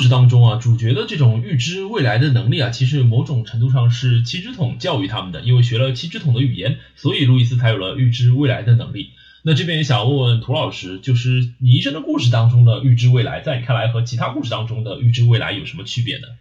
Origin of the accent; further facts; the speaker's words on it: Shanghai, China; accent: Shanghainese; 我说上海话的时候呢，就油腔滑调